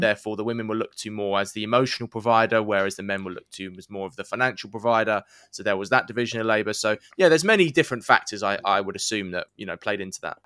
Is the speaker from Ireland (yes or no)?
no; England, United Kingdom; the saying we would use in England